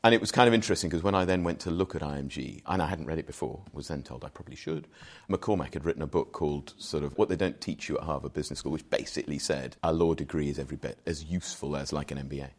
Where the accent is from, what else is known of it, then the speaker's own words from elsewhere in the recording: Wolverhampton, Shropshire, West Midlands, United Kingdom; moved away as an adult; also born or lived in Shrewsbury; now in London, United Kingdom; Proudly born and bred in Wolverhampton, but moved out into Shropshire, went to school in Shrewsbury.